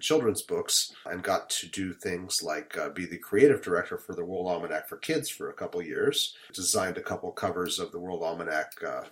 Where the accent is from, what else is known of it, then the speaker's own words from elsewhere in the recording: Salt Lake City, Utah, United States; moved away as an adult; also born or lived in Seattle, Washington / Providence, Rhode Island / Manhattan, New York; now in Brooklyn, United States; I was born in Seattle, grew up in Salt Lake City, Utah